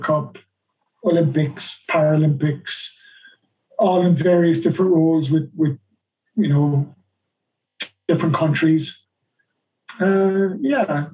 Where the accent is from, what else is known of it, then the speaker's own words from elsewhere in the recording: Ireland; moved away as an adult; also born or lived in United Kingdom; I'm Irish